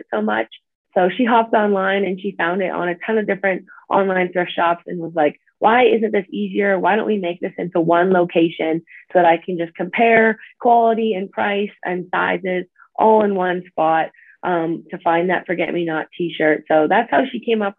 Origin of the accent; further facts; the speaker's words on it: Manitoba, Canada; moved away as an adult; now in South Dakota, United States; I grew up in Canada, in Manitoba, and I've always grown up like super outdoorsy